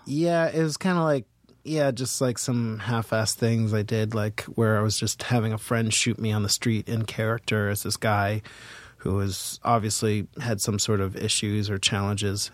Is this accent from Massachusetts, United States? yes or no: yes; Boston, Massachusetts, United States; also born or lived in Seattle; now in New York, United States; I'm from Boston